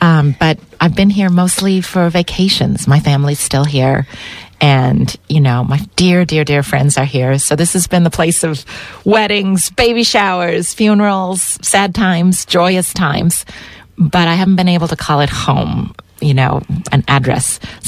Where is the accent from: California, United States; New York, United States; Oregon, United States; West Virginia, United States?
Oregon, United States; Beaverton; moved away as an adult; also born or lived in Portland, Oregon; while I was born in Portland, I grew up in Beaverton, and I'm old, so it was a much more rural place. I'm from the era where when it was time to make money as a kid, you went to the berry fields.